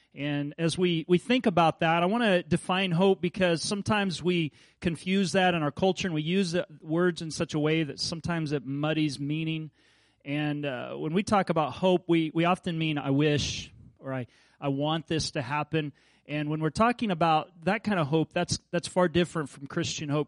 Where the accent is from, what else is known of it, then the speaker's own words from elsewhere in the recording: Kansas, United States; I grew up in Kansas